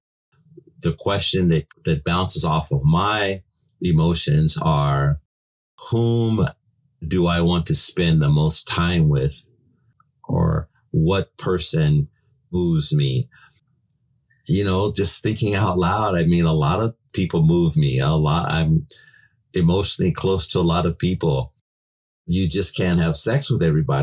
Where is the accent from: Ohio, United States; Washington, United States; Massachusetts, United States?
Washington, United States; Seattle; I was born in Seattle